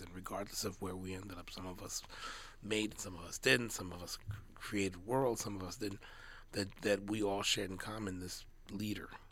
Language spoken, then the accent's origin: English; California, United States; I am from California.